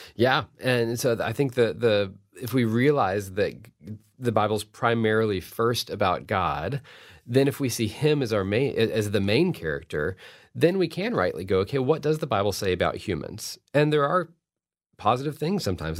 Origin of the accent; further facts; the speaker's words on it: Fort Worth, Texas, United States; I've gotten to teach at T C U, which is in my hometown of Fort Worth